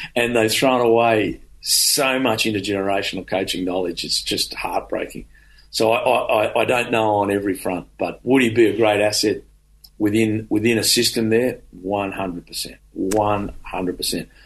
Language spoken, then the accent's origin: English; Australia; who we are as Australian rugby players